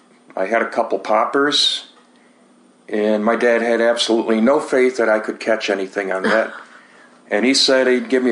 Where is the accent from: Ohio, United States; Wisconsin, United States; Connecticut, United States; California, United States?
Ohio, United States; Cleveland; I was born in Cleveland, Ohio, and raised in Cleveland, Ohio